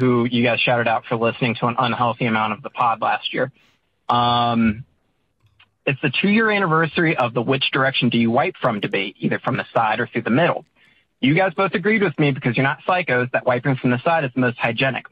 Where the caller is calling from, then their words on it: Virginia, United States; I'm calling from Virginia